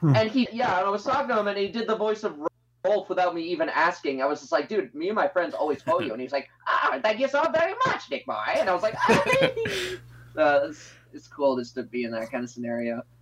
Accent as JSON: {"language": "English", "country": "Canada", "tie": "born or raised there", "said": "I'm Canadian, born and raised"}